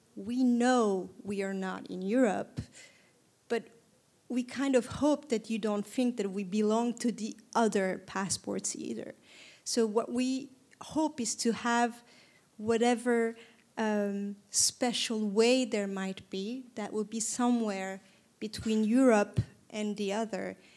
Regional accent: Istanbul, Turkey; I was born and raised in Istanbul.

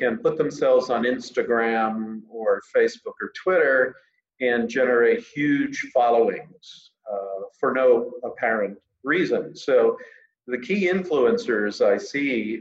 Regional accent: Pennsylvania, United States; I'm from Pennsylvania

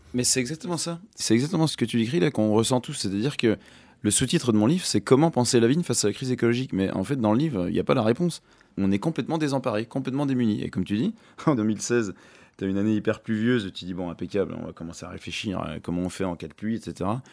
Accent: Jura, Bourgogne-Franche-Comté, France; je me sens quand même enraciné dans le Jura

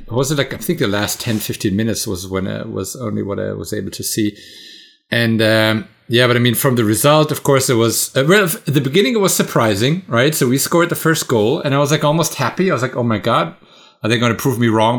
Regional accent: Bad Vilbel, Hesse, Germany; my hometown

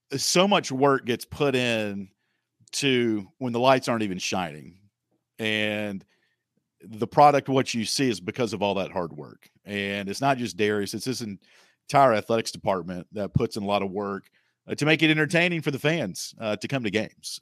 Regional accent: North Carolina, United States; I grew up in North Carolina on Tobacco Road

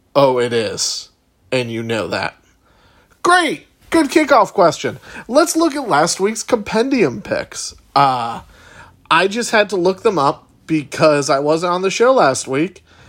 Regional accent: Chicago, Illinois, United States; moved away; my hometown of Chicago

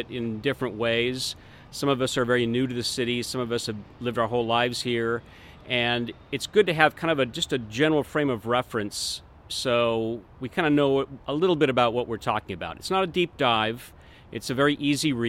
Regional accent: Tacoma, Washington, United States; also born or lived in Los Angeles; now in Seattle, United States; I grew up in Tacoma, and I went to the UW here

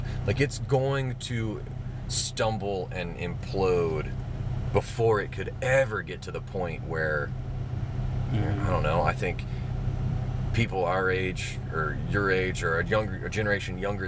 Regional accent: Mobile, Alabama, United States; I grew up in Mobile

